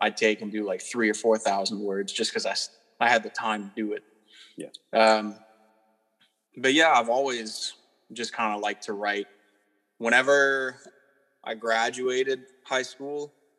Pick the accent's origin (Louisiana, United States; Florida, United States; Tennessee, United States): Louisiana, United States; Southern; I'm from Southern Louisiana